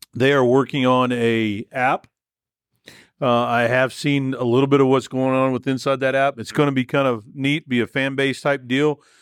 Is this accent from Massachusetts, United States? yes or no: no; Texas, United States; moved away; when I was growing up in Texas